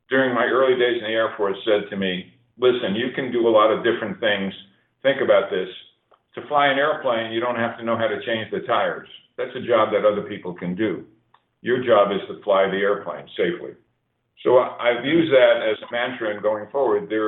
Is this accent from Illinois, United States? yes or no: no; New York City, New York, United States; moved away; also born or lived in Colorado Springs; my early days of growing up in New York City, really a street kid with a you know a lower income family.